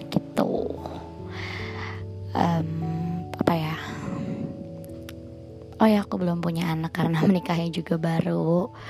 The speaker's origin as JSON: {"language": "Indonesian", "region": "Jakarta", "country": "Indonesia", "tie": "born there", "said": "Aku lahir di Jakarta 10 Maret 1994."}